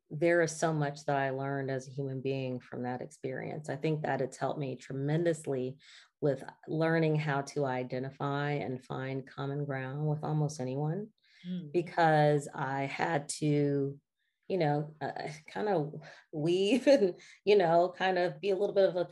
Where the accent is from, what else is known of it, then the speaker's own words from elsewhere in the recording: the South, United States; I still lived in a Black Southern family, you know? And so everything that was a part of our roots, of just traditions of living in the South and growing up in the South